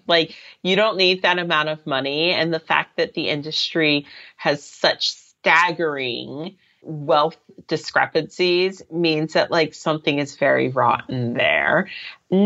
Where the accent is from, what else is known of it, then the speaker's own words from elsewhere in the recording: Reston, Virginia, United States; moved away as an adult; now in London, United Kingdom; I grew up in Reston, Virginia, but I first came to London when I was 20.